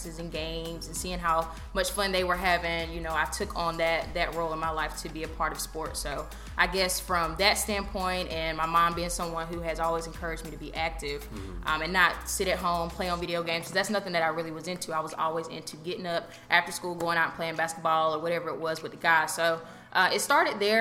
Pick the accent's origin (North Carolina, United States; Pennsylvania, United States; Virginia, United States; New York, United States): North Carolina, United States; Raleigh; moved away as an adult; also born or lived in Greensboro, North Carolina; now in Charlotte, United States; born and raised in Raleigh, so 919